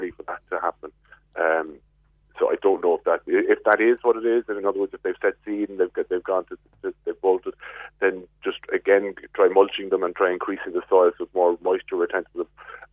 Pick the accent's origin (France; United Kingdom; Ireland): Ireland; Glanmire, Munster; I'm from Glanmire